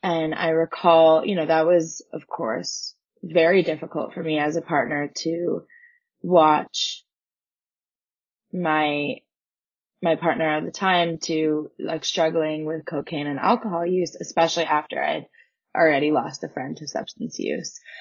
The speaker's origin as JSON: {"language": "English", "country": "Canada", "tie": "born or raised there", "said": "I grew up in Canada"}